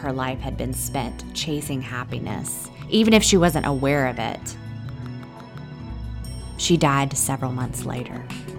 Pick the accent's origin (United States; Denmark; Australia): United States; Indiana; moved away; also born or lived in Los Angeles; I was from Indiana